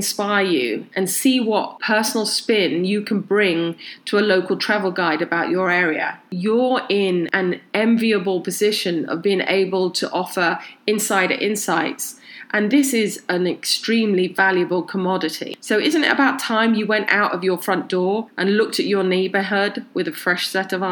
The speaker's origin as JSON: {"language": "English", "country": "United Kingdom", "tie": "born or raised there", "moved": "yes", "lives_now": "Los Angeles, United States", "said": "I'm originally from the UK, and on a recent trip to my hometown in the UK"}